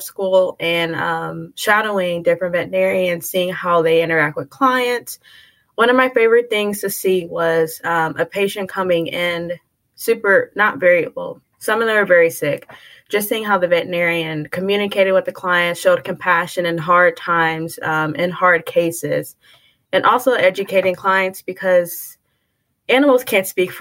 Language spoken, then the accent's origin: English; Houston, Texas, United States; moved away as an adult; also born or lived in New Orleans, Louisiana / Indiana; I was born in New Orleans, Louisiana, but I grew up in Houston, Texas.